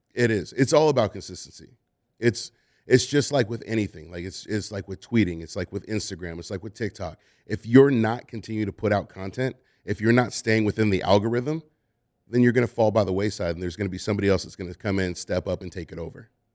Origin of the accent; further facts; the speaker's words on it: Oakland, California, United States; I'm from Oakland.